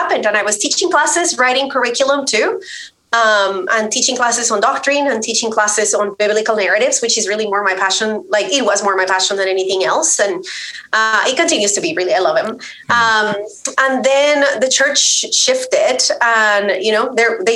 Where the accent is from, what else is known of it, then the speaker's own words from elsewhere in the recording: Colombia; moved away as an adult; I grew up in Colombia. I am Colombian. So I grew up there, was raised there. I moved after I finished college